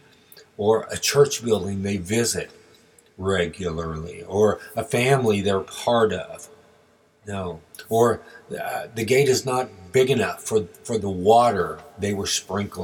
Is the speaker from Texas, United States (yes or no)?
yes; Texas, United States; as we were growing up in Texas